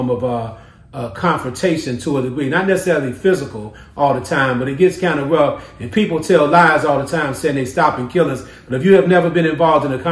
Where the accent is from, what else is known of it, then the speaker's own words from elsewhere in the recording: Chicago, Illinois, United States; I grew up in the Henry Horner Projects on the west side of Chicago and the Avalon Park community on the south side of Chicago.